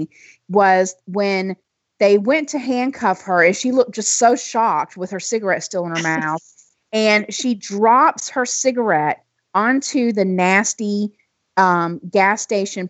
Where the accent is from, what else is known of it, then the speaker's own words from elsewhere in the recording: South Carolina, United States; I'm from South Carolina